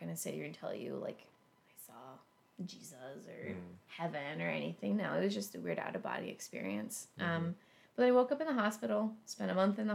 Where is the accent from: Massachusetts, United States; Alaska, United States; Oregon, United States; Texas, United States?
Alaska, United States; now in Ohio, United States; I grew up in Alaska. I learned to drive in Alaska.